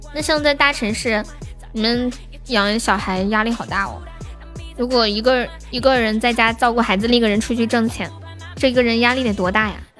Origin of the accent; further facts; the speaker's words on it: Nanchong, Sichuan, China; 我是四川南充的